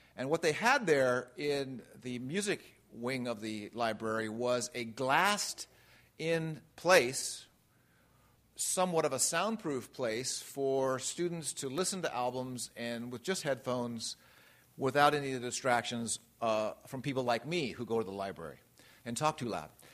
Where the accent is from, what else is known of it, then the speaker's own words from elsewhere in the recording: Redlands, California, United States; I grew up in Redlands, California, Southern California